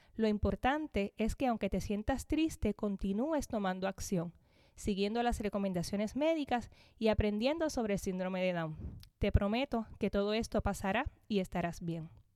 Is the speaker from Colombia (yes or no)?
no; Corozal, Puerto Rico; Soy natural de Corozal, Puerto Rico, donde actualmente vivo con mi familia